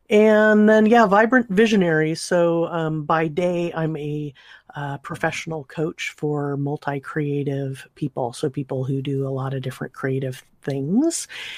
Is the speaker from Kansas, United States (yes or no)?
no; California, United States; so I grew up in Southern California, my dad always had a, as long as I can remember, had a subscription to Rolling Stone